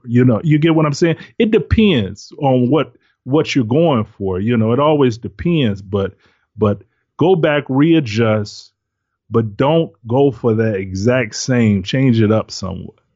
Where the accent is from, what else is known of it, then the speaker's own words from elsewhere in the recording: Detroit, Michigan, United States; I'm from Detroit, live in Detroit